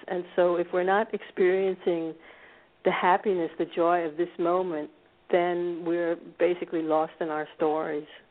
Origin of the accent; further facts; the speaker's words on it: United States; now in Scandinavia; I grew up actually in a suburb of Washington D.C.